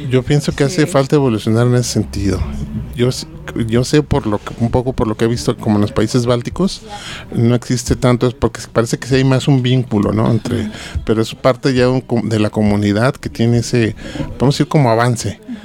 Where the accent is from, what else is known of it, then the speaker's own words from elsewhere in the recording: Mexico; aquí en México